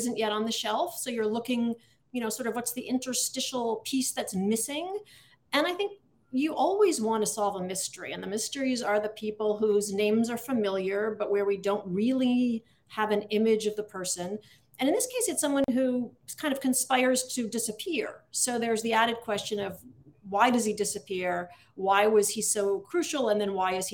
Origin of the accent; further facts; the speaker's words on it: Adams, Massachusetts, United States; I am from Adams, Massachusetts, which was named for Samuel Adams